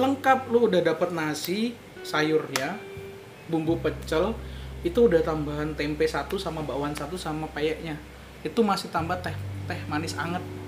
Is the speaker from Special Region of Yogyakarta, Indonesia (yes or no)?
no; Malang, East Java, Indonesia; Gue kan dari Malang